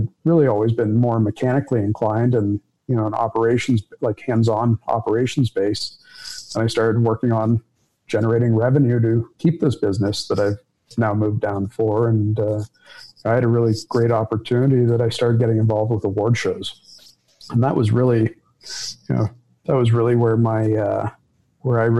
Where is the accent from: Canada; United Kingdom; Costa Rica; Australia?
Canada; Toronto, Ontario; I grew up in a family business that my family was either florists or law enforcement in Toronto